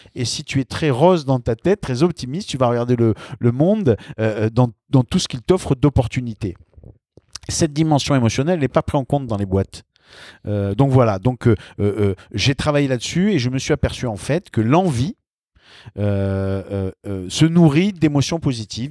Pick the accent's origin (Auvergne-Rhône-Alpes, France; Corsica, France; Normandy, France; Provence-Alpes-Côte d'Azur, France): Corsica, France; Sartène; moved away as an adult; also born or lived in Nice / Paris; j'ai passé mon bac à Sartène et j'ai passé toute, toute ma jeunesse en Corse